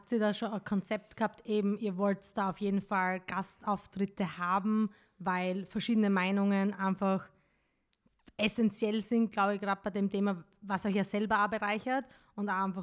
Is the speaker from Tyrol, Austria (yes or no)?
no; Styria, Austria; ich bin aus der Steiermark